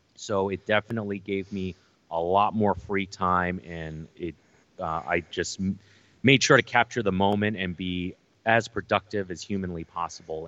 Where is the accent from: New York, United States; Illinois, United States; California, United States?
New York, United States; New York City; growing up in New York City as an Asian American